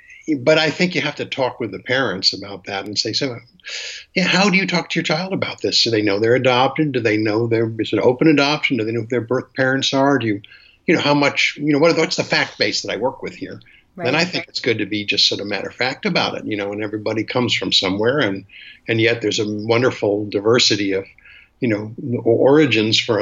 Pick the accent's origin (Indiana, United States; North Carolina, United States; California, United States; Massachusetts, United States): Massachusetts, United States; Boston; I'm from call it white family, from Boston